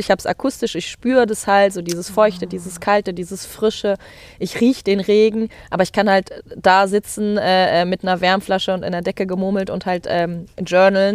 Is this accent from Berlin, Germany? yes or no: no; Mecklenburg-Vorpommern, Germany; Ich bin halt in Mecklenburg-Vorpommern aufgewachsen